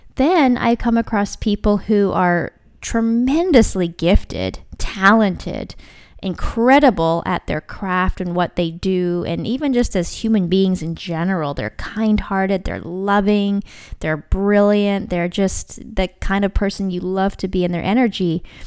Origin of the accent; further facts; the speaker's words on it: Vancouver Island, British Columbia, Canada; I'm from Vancouver Island. That's where I was living at the time.